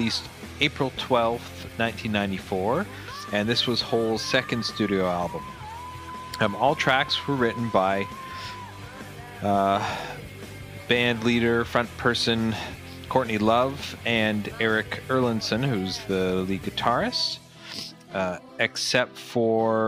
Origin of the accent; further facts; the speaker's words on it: Canada; we grew up in Canada